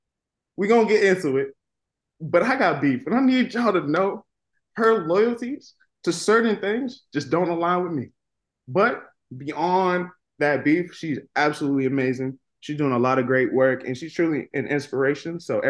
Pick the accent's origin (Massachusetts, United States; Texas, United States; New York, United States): Massachusetts, United States; right outside of Boston; I am from Massachusetts, right outside of Boston.